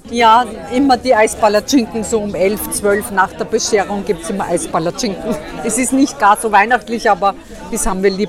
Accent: Ukraine; Äh, ja, ich komme aus der Ukraine und wir haben eine Tradition.

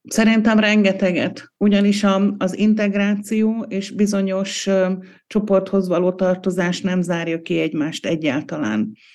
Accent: Hungary; now in Austria; mi magyarok vagyunk. Vesző, akik most Ausztriában élünk

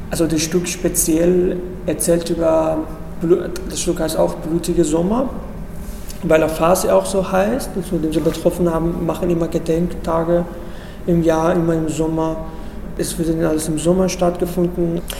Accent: Iran; moved away as an adult; Ich komme ursprünglich aus dem Iran. Da habe ich im Iran angefangen, Theater zu, zu arbeiten. Als ich zwölf war, habe ich mit Fernsehen und Radio angefangen.

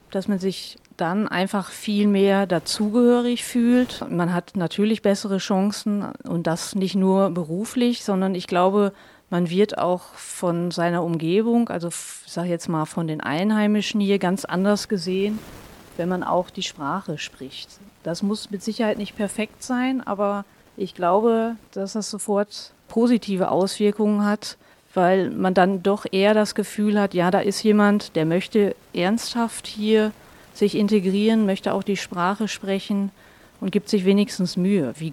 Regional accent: Germany; now in Hohenems, Austria; ich komme aus Deutschland, lebe aber schon ja, seit ziemlich genau 14 Jahren jetzt mit meinem Mann und meinen zwei Kindern in Österreich, immer im schönen Hohenems.

